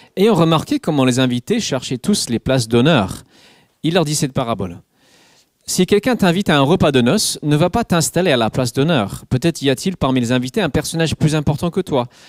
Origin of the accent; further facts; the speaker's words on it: England, United Kingdom; French is a second language; moved away; Je suis anglais